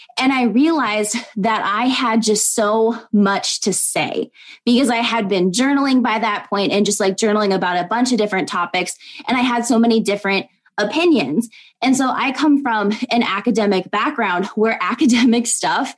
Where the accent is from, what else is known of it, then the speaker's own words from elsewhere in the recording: Minnesota, United States; now in Iowa, United States; I was born and raised in Minnesota, but we live in Iowa right now